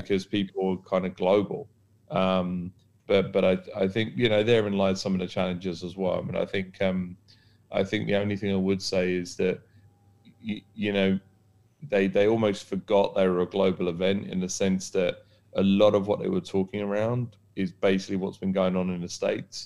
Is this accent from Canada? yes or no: no; United Kingdom; now in Dubai, United Arab Emirates; Being British